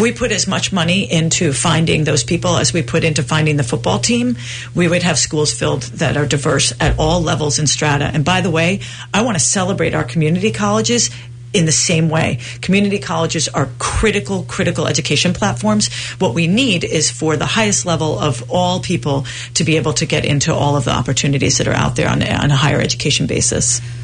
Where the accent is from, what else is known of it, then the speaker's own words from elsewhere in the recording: Providence, Rhode Island, United States; So I was raised in Providence, Rhode Island.